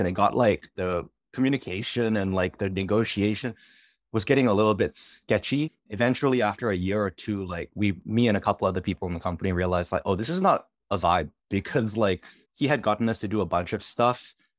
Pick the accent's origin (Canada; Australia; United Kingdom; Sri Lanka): Australia; moved away as an adult; also born or lived in New York; I'm from Australia